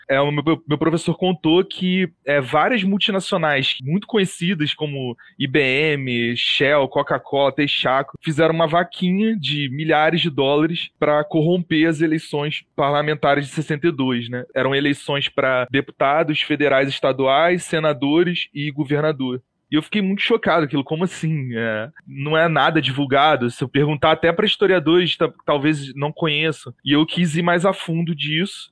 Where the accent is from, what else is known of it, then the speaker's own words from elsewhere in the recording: Rio de Janeiro, Brazil; moved away as an adult; now in Caruaru, Brazil; Estou morando em Caruaru atualmente, mas sou carioca